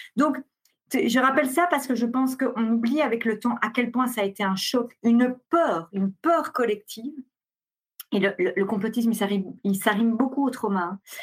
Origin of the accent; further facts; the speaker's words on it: Belgium; je suis belge